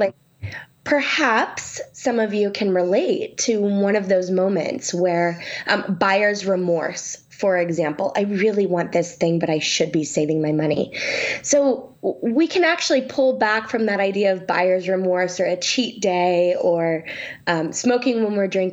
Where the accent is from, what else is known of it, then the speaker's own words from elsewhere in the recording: Sacramento, California, United States; I'm from Sacramento and in California.